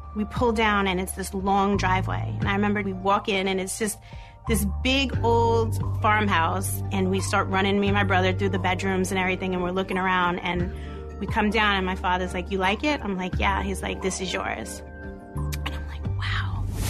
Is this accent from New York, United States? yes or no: yes; New York City, New York, United States; Growing up in Brooklyn was like one big happy family